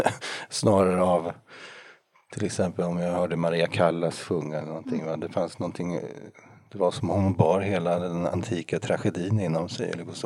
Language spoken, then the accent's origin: Swedish; Norrköping, Östergötland, Sweden; som var kantor i en kyrka i Norrköping där jag är född